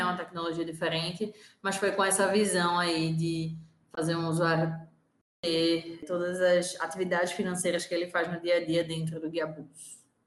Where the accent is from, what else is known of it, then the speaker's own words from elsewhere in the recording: Recife, Pernambuco, Brazil; also born or lived in São Paulo; eu sou de Recife, é, hoje duas nordestinas aqui nesse podcast